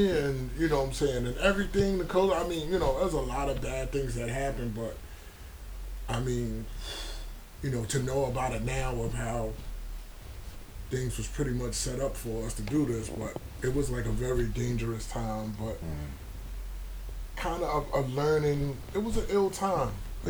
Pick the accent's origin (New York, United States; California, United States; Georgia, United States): New York, United States; Brooklyn; Brooklyn was a very like dangerous time. Very dangerous time. Seeing people, lost a lot of family members to the street.